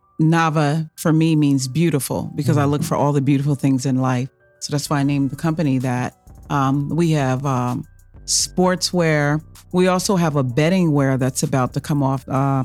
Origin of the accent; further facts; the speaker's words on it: Kingston, New York, United States; Kingston, New York. That's upstate.